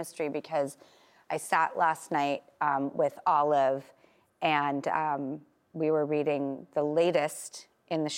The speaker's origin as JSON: {"language": "English", "town": "Little Rock", "region": "Arkansas", "country": "United States", "tie": "born or raised there", "said": "when I was growing up in Little Rock in Arkansas in the 80s and 90s"}